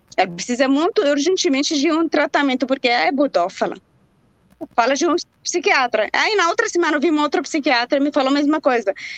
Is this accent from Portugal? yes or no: no; Jerusalem, Palestine; now in Brazil; lá em Jerusalém, também onde eu nasci